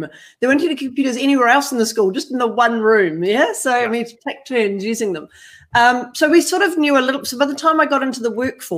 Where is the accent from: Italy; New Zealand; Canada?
New Zealand; now in Australia; I'm not far from New Zealand, but I am from New Zealand. So I've crossed the ditch, as they say, here in Australia. I've come from the North Island of New Zealand